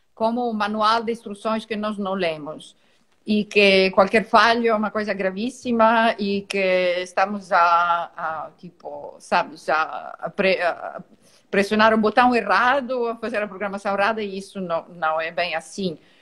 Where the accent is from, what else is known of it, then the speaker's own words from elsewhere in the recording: Italy; now in Portugal; Eu sou italiana